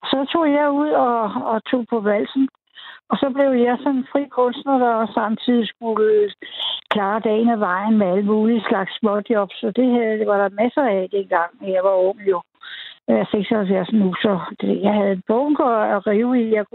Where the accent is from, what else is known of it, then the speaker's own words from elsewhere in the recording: North Zealand, Capital Region of Denmark, Denmark; also born or lived in Copenhagen / West Jutland; jeg var fra København, men de, jeg var fra Nordsjælland.